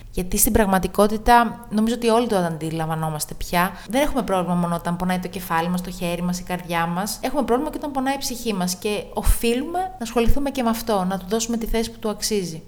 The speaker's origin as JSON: {"language": "Greek", "town": "Tinos", "region": "South Aegean", "country": "Greece", "tie": "born or raised there", "also_born_or_lived": "Patras", "moved": "as an adult", "said": "είμαι από την Τίνο"}